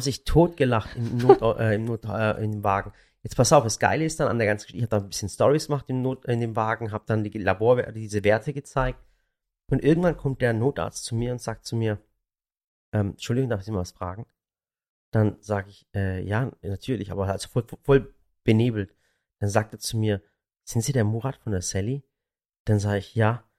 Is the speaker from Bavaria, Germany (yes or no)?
no; Baiersbronn, Baden-Württemberg, Germany; ich komme aus dem Schwabenland und, und äh, äh, Bayersbronn